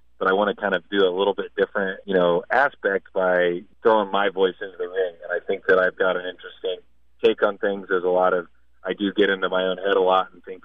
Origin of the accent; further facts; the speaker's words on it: Midwest, United States; growing up in the Midwest and in my area